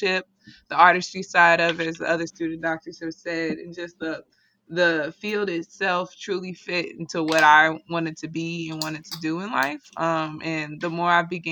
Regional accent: St. Louis, Missouri, United States; moved away as an adult; now in Washington, D.C., United States; I moved beginning of August from my hometown, St. Louis

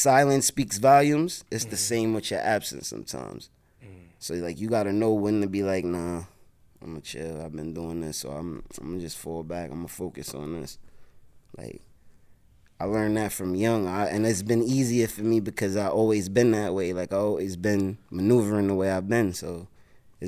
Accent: New York City, New York, United States; I'm from the South Bronx, 174th Street, Vice, 2 and 5 line, 36 bus used to be there

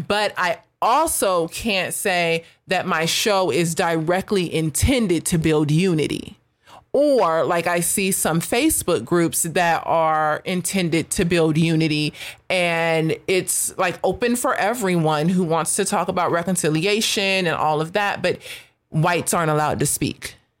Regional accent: United States; I am proud to be an American. My subculture would be that I am African American, but, like, at the heart of it, I'm American

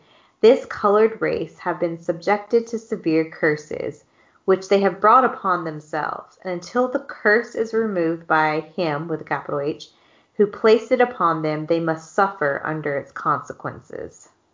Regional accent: South Georgia, United States; moved away as an adult; also born or lived in Utah; I come from South Georgia where that's not the case, you know? And then I moved out to BYU

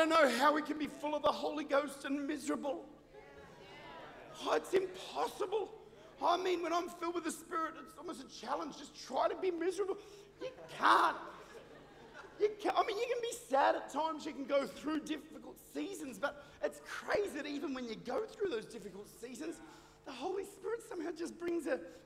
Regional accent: Australia; I'm Australian

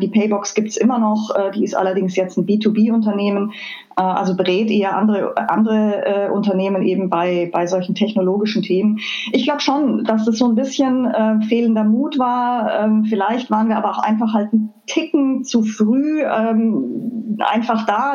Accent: Füssen, Bavaria, Germany; moved away as an adult; also born or lived in Chicago / Mainz; now in Wiesbaden, Germany; Ich bin äh, äh ganz an der Grenze zu Österreich aufgewachsen. Also ich bin in Füssen im Allgäu geboren.

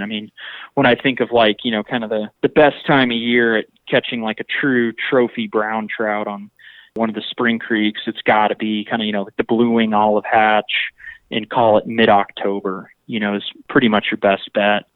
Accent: Texas coast, United States; I grew up kind of on the Texas coast fishing

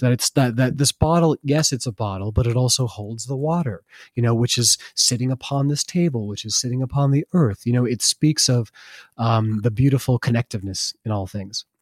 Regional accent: Vermont, United States; I grew up in Vermont

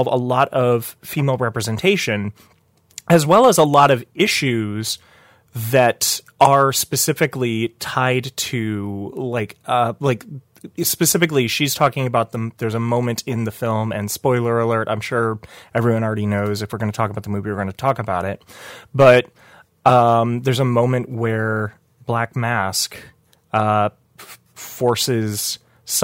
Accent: New York, United States; as a New Yorker

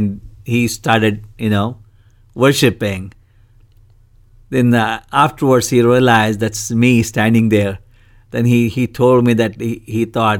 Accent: Karnataka, India; I'm from Karnataka state.

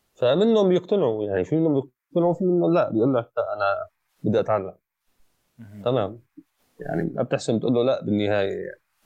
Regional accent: Aleppo, Aleppo Governorate, Syria; انا كحلبي

